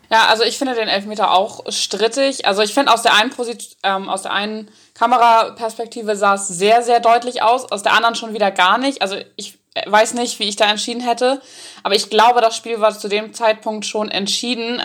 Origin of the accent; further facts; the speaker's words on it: Northern Germany, Germany; ich komme ja richtig aus dem Norden